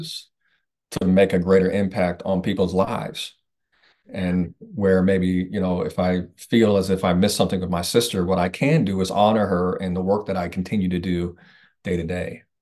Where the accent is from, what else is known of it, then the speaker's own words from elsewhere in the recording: Indiana, United States; I'm originally from Indiana